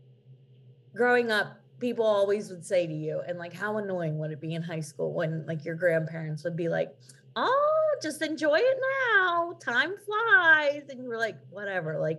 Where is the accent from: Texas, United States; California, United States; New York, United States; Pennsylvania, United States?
Pennsylvania, United States; I'm from Pennsylvania. I live there here in Pennsylvania